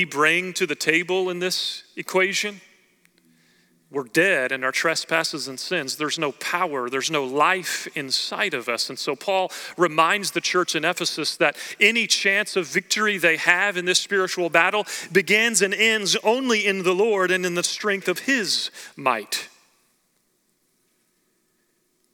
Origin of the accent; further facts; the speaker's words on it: Oklahoma, United States; growing up in Oklahoma, I grew up going to watch the Oklahoma State Cowboys wrestle